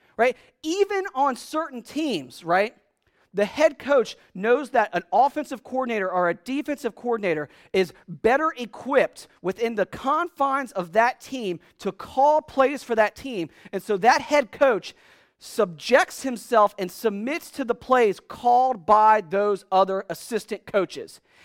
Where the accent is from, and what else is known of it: United States